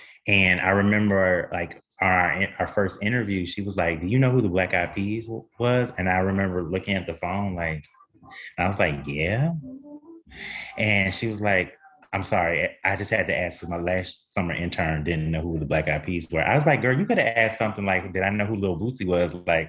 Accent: Milwaukee, Wisconsin, United States; now in Los Angeles, United States; I'm from Milwaukee, Wisconsin. I rep for the ill meal to the day I die.

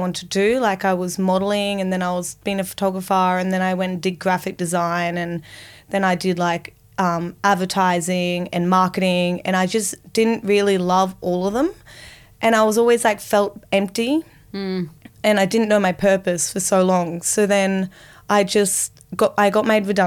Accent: Sunshine Coast Hinterland, Queensland, Australia; now in Sydney, Australia; I grew up in the Sunshine Coast. Oh, so beautiful. Hinterland, Sunshine Coast

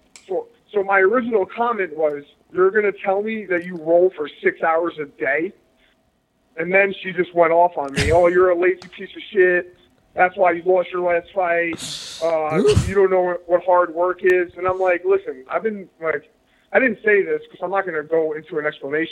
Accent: New York City, New York, United States; also born or lived in Milwaukee; I'm from New York. Like, I grew up in New York City

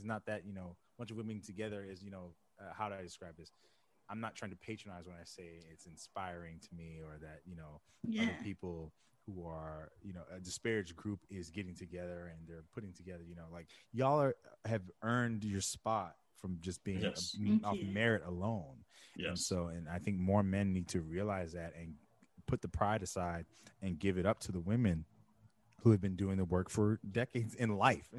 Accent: Jamaica; I'm Jamaican.

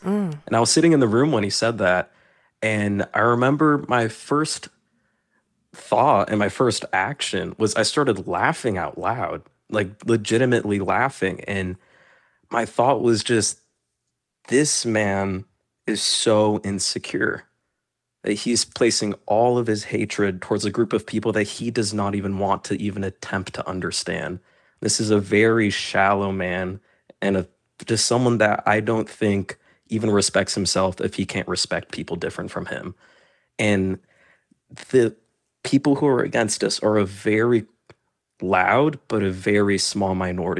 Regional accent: Florida, United States; I was born and raised in Florida. I wasn't planning on leaving the state when I graduated, and I've gone back and forth thinking that, yes, I'm going to leave.

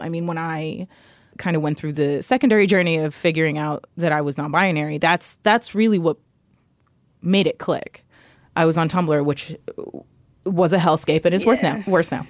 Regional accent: New York City, New York, United States; I grew up in New York City. I grew up in the Lower East Side

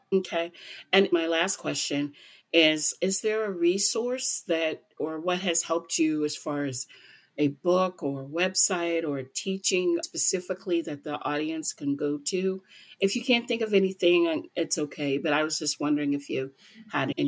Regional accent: United States; I'm an American

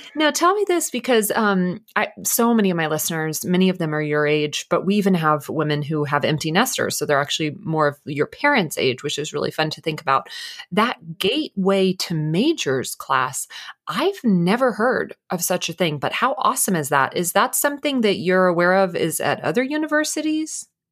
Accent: McKinney, Texas, United States; I went to McKinney High School

